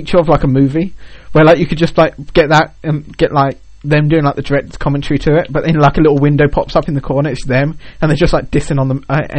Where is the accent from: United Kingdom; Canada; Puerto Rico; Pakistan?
United Kingdom; I'm British.